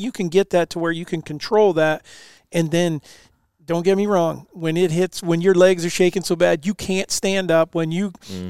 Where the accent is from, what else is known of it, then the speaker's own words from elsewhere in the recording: East Coast, United States; I grew up on the East Coast, and where if it had an antler, you know, you shoot it.